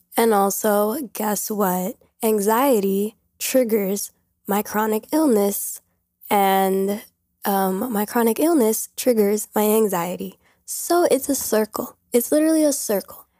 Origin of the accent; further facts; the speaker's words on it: New York, United States; I'm literally from New York. I've been around this many people my whole life.